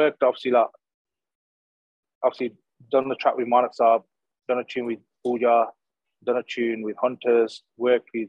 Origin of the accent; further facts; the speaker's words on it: Smethwick, West Midlands, United Kingdom; also born or lived in Cannock; I was a kid from Smedic.